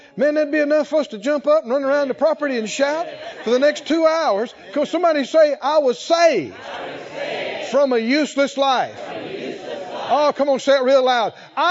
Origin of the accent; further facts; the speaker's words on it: the South, United States; born there; I was born in the South and I was born to the Moore family. And so I'm a Moore boy. I'm a country boy.